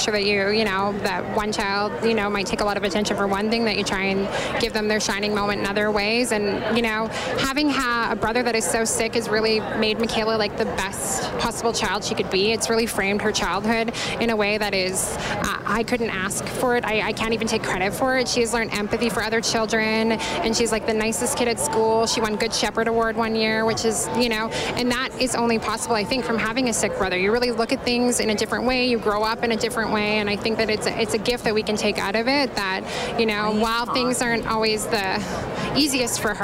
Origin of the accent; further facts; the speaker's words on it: Spruce Grove, Alberta, Canada; We're from Spruce Grove